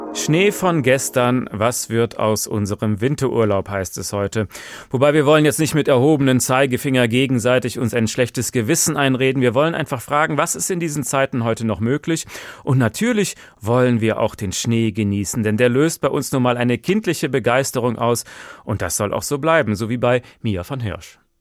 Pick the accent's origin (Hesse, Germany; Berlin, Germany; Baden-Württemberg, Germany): Hesse, Germany; bei uns in Hessen